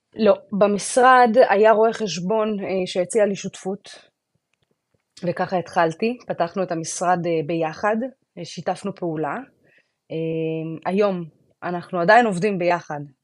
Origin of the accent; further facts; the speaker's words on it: Israel; now in Florida, United States; במקום שאומנם גדלתי בו, אבל הוא כבר היה לי פחות מוכר